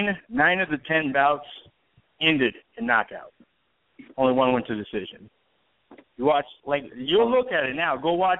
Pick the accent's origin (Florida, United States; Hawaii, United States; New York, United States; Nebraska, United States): Nebraska, United States; now in Puerto Rico; I'm from Nebraska